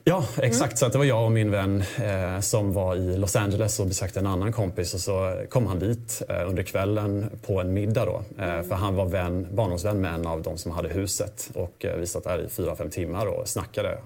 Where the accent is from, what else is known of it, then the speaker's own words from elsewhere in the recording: Småland, Sweden; så kommer jag faktiskt från Småland. Jag kommer från en gård